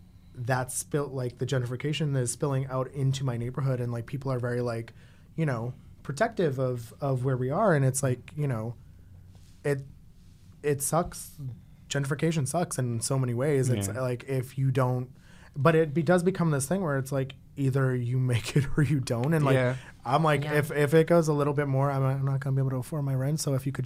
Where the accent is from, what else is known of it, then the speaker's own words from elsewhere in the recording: Boston, Massachusetts, United States; moved away as an adult; now in Jersey City, United States; I grew up two stops off of the train from downtown Boston, mm-hmm. and my high school was right behind Fenway Park. Like, I'm a city kid.